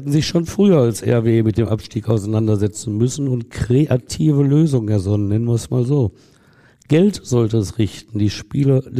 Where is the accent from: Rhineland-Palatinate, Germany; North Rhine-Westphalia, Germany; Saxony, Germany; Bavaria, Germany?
North Rhine-Westphalia, Germany; Essen; als Essener Jung, als ich so zehn Jahre alt war, war Rot-Weiß Essen, lang ist her, in der ersten Bundesliga.